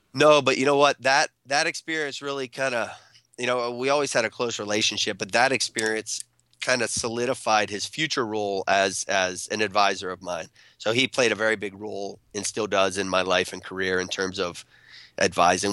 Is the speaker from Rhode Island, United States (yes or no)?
no; central Pennsylvania, United States; I went home back to central Pennsylvania